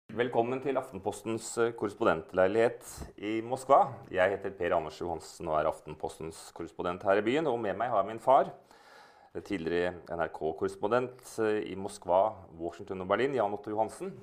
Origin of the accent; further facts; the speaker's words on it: Norway; moved away as an adult; now in Moscow, Russia; jeg er norsk, at jeg er en nordmann